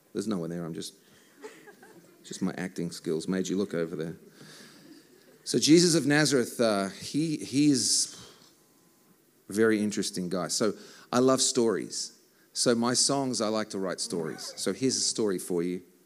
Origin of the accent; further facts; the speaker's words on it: Australia; I am from Australia.